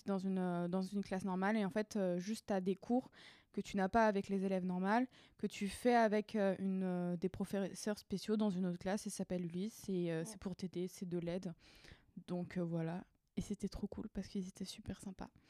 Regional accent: Paris region, Île-de-France, France; je viens de région parisienne

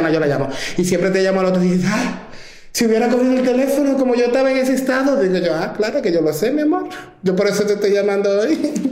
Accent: Santo Domingo, Distrito Nacional, Dominican Republic; now in New York, United States; la, primera vez que me mudé de, de Santo Domingo a Nueva York

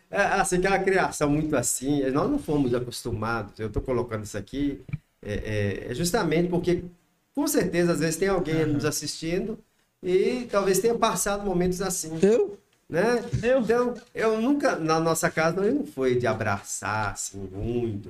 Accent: Viçosa, Minas Gerais, Brazil; now in Salinas, Brazil; vim para Salinas em 1986. Mas sou nascido em Viçosa, Minas Gerais

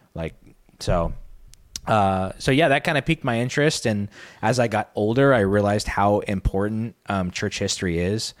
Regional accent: Arizona, United States; I grew up in Arizona

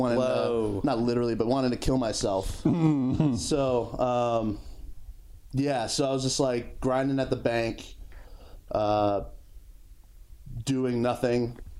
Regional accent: Northeast, United States; moved away as an adult; also born or lived in Connecticut; now in Austin, United States; I grew up in the Northeast.

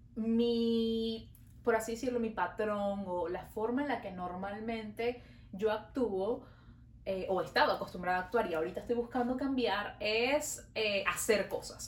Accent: Venezuela; now in Montreal, Canada

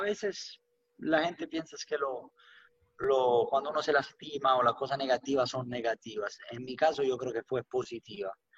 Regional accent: Rome, Lazio, Italy; Spanish is a second language; moved away as an adult; now in United States; soy nacido y crecido por la verdad en una, ciudad única

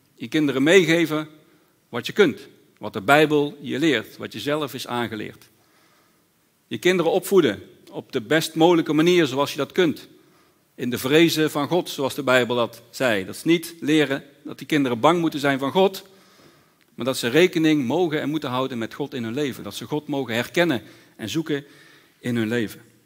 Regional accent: Netherlands

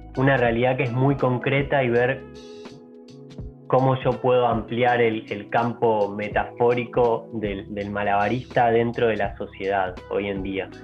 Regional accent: Argentina; moved away; also born or lived in Europe; de los que volvimos acá a Argentina

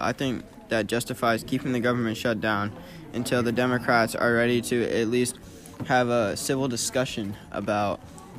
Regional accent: Texas, United States; I'm just a strong conservative because of my religion and the way I was raised in Texas.

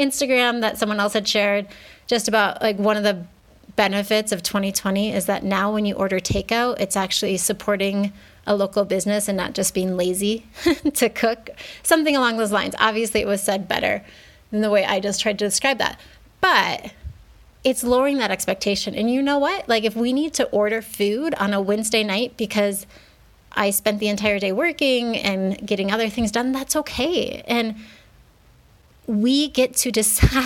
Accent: United States; moved away as an adult; now in Mexico; I grew up in the States where we didn't even start preschool until we were 4

